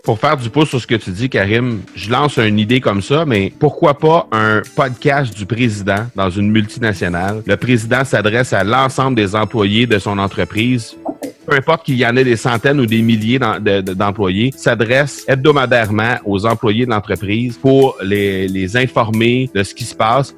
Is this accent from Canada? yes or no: yes; Canada; chez nous au Canada